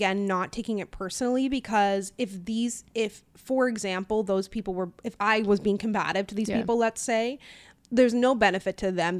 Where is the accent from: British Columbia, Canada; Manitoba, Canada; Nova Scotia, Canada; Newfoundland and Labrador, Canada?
Newfoundland and Labrador, Canada; funny. I don't get any comments on videos asking where my Canadian accent is, but I get it asking where my Newfoundland accent is.